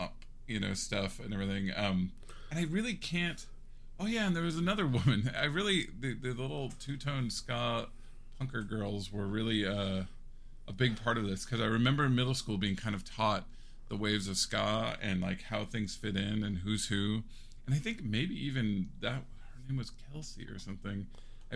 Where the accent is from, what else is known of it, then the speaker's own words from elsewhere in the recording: Seattle, Washington, United States; I'm from Seattle